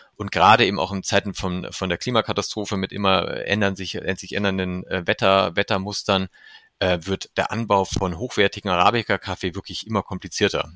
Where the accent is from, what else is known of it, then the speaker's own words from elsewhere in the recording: Germany; als Deutscher